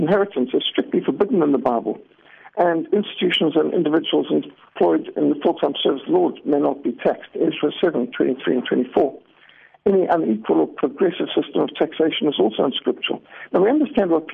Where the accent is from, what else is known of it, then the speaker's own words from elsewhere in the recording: Zimbabwe; I grew up in Rhodesia, what today is Zimbabwe